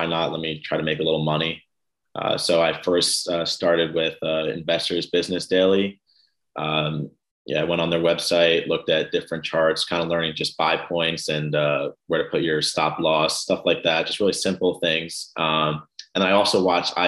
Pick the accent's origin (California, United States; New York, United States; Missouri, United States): New York, United States; New York City; moved away as an adult; also born or lived in New Jersey; now in Maryland, United States; I was born and raised in Brooklyn, New York